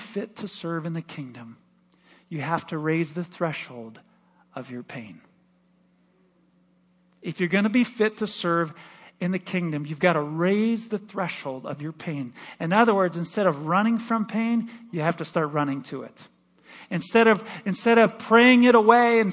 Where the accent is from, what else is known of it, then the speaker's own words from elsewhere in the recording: Michigan, United States; moved away as an adult; also born or lived in Missouri; now in Omaha, United States; My wife and I were raised, we grew up in Michigan